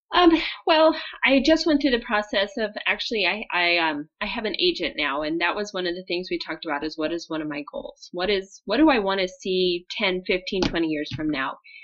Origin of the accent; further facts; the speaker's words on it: Montana, United States; I grew up in Montana